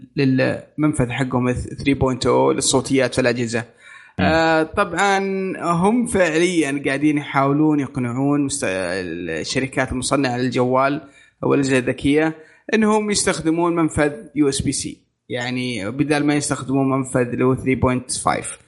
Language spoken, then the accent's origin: Arabic; Saudi Arabia; عندنا في السعوديه